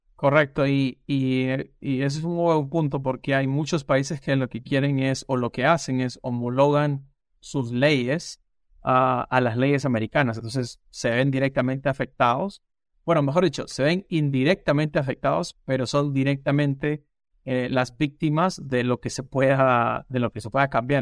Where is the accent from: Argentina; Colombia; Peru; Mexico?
Peru; moved away as an adult; also born or lived in Lima, Peru / Maryland, United States; now in United States; yo soy peruano de nacimiento